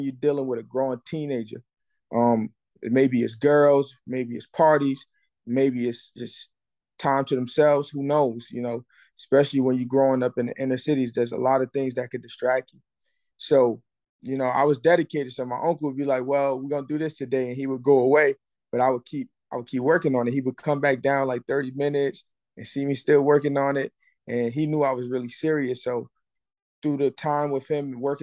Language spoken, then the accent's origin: English; Newark, New Jersey, United States; moved away; I'm originally from Newark, New Jersey